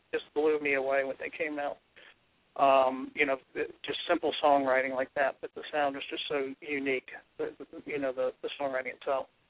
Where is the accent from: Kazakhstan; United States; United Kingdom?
United States; Washington, District of Columbia; I grew up around Washington D.C.